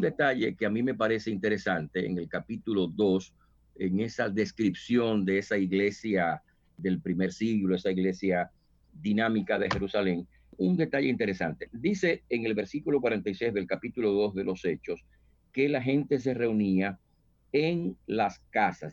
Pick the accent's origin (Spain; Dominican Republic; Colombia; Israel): Dominican Republic; moved away as an adult; yo soy dominicano y pues llegué acá hace unos 20 años